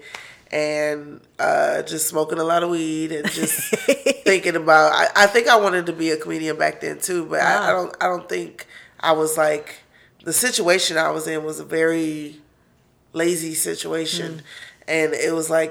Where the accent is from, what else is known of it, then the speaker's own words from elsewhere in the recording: Detroit, Michigan, United States; also born or lived in San Antonio, Texas; I was born in Detroit, and then for preschool, I was in San Antonio